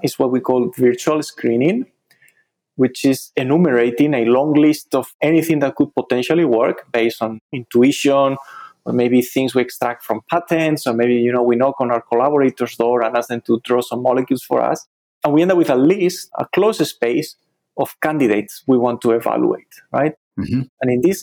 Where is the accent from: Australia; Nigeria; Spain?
Spain; moved away as an adult; now in United States; I did my undergrad studies back in my home country in Spain